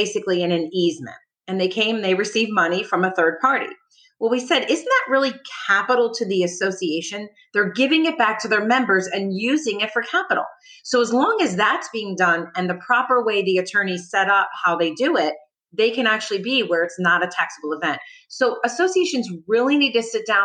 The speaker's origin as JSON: {"language": "English", "region": "New Jersey", "country": "United States", "moved": "as an adult", "lives_now": "Palm Beach County, United States", "said": "I'm originally from New Jersey. I moved down"}